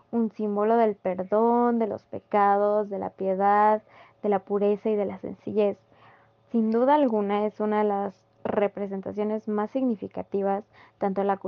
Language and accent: Spanish; Mexico; tan arraigado que tenemos nosotros como mexicanos desde que, desde que crecemos